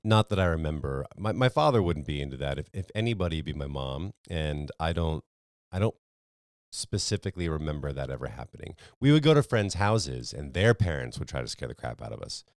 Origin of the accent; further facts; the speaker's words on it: Connecticut, United States; I grew up in Connecticut